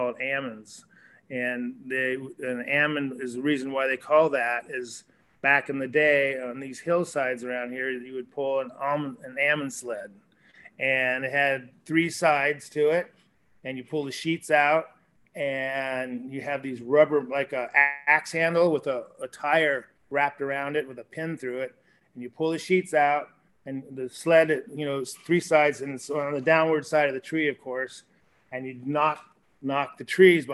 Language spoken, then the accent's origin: English; California, United States; also born or lived in Malibu, California / Mendocino County, California; My parents bought this property in 1968. I went to high school here